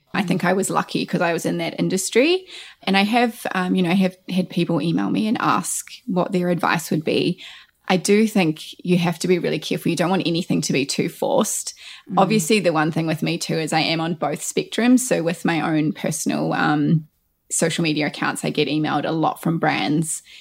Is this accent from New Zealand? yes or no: yes; New Zealand; born or raised there; also born or lived in Christchurch